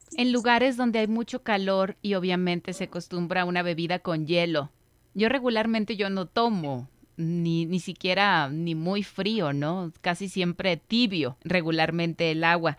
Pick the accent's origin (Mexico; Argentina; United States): Mexico; Como cultura mexicana